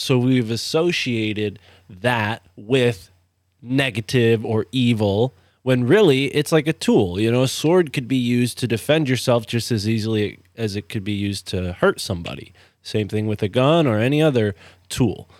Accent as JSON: {"language": "English", "region": "East Coast", "country": "United States", "tie": "born or raised there", "said": "I grew up on the East Coast"}